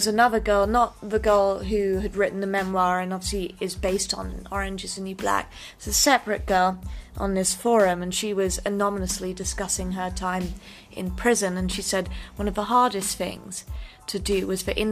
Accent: England, United Kingdom; moved away; I grew up in England

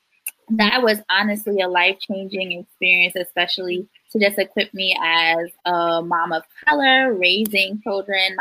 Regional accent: Ghana; now in United States; I was not born in this country. I'm from Ghana, West Africa, and I moved here in 2001

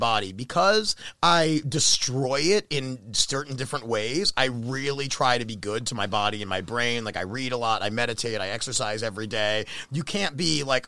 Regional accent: Baltimore, Maryland, United States; now in Los Angeles, United States; I grew up in Baltimore

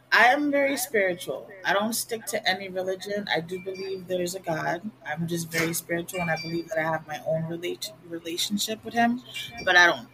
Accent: Puerto Rico; first language Spanish; English is a second language; moved away as an adult; also born or lived in United States / Connecticut; now in Virginia, United States; I grew up both in the United States and in Puerto Rico, so I know how what it's like to be raised American, and I know what it's like to be raised Puerto Rican.

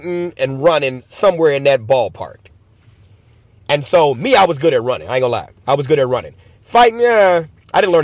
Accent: Chicago, Illinois, United States; Born and raised in Chicago, lived in multiple gang territories

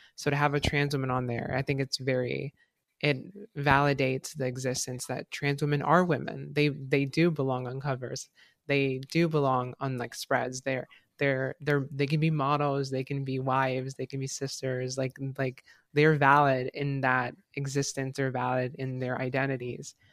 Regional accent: Mexico; I'm Mexican and, like, that's my country, um, my home country

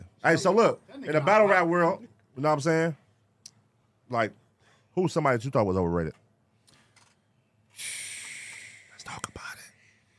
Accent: West Coast, United States; we're from the West Coast.

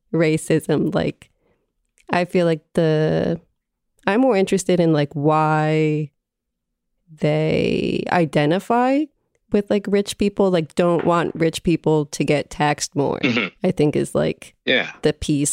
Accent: New Jersey, United States; since I'm from a very blue place. I'm from New Jersey

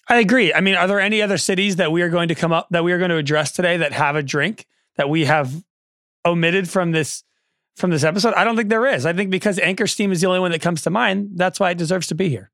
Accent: the Bay Area, California, United States; I'm from the Bay

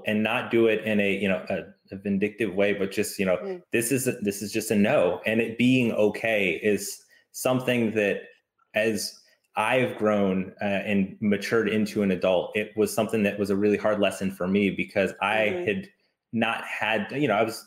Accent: the South, United States; now in Chicago, United States; I grew up in the South

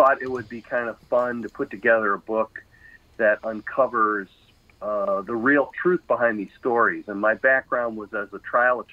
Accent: Chicago, Illinois, United States; now in Madison, United States; I actually grew up in the Chicago area and went to school at Northwestern University.

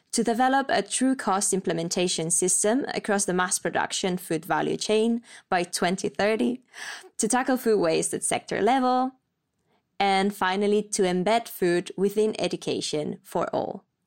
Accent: Spain; moved away as an adult; now in Copenhagen, Denmark; I'm twenty-five and I come from Spain. I'm currently based in Copenhagen

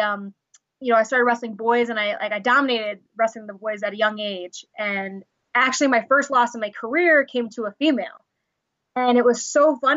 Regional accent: Long Island, New York, United States; I'm originally from Long Island, New York

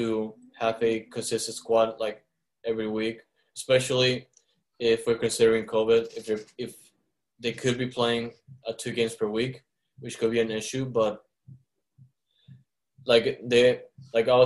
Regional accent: Caracas, Capital District, Venezuela; now in Houston, United States; when I grew up in Caracas

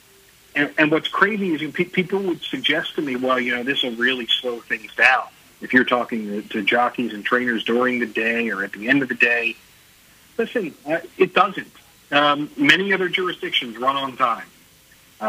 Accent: United States; moved away; as an American to come back here 3 years later

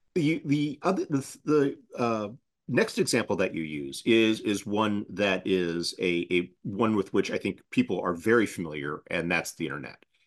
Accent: United States; as an American

